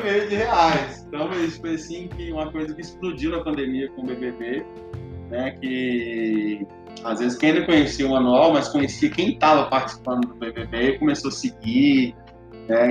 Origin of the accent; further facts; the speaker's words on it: Nova Lima, Minas Gerais, Brazil; sou natural aqui de Nova Lima, moro no bairro Nova Suíça